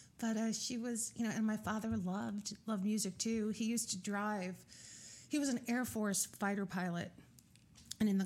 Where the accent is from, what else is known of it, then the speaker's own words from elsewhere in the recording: New York City, New York, United States; also born or lived in Brooklyn; I was born in Queens in Fresh Meadows